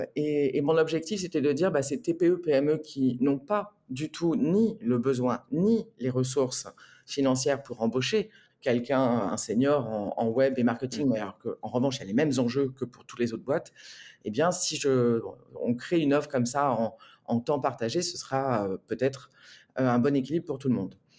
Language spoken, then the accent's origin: French; Marseille, Provence-Alpes-Côte d'Azur, France; moved away as an adult; also born or lived in Rome; now in Bordeaux, France; je suis arrivée à Marseille, donc j'avais 18 mois. J'ai quitté Marseille à 18 ans.